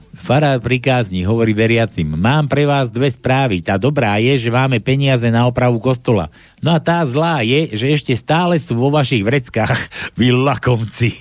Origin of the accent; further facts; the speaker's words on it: western Slovakia, Slovakia; aký sme my na západnom Slovensku služní